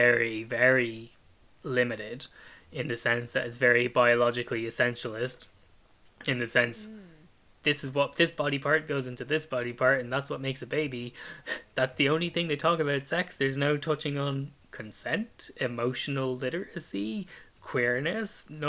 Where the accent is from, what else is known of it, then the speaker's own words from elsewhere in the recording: Ireland; my family home in Ireland